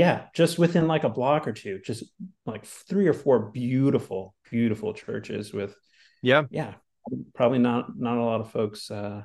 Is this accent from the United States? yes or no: yes; New York City, New York, United States; moved away as an adult; now in Haddonfield, United States; this kind of maybe reminds me of where I grew up in Brooklyn a bit